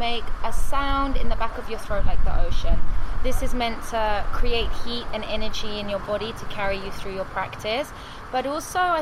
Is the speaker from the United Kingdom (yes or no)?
yes; England, United Kingdom; now in Phuket, Thailand; from England, but half Sicilian as well